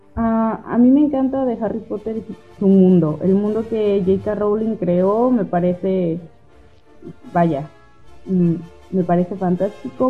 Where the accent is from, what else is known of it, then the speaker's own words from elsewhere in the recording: El Grillo, Jalisco, Mexico; moved away as an adult; now in Colima, Mexico; yo soy originaria de El Grillo, Jalisco